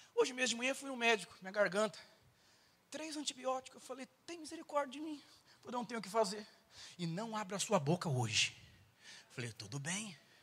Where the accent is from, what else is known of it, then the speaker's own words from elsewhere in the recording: São Paulo, Brazil; eu sou paulistano